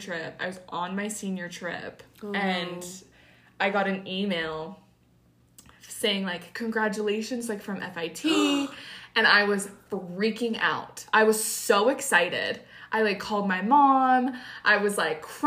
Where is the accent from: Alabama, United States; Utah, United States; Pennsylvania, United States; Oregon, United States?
Utah, United States; 18 from Utah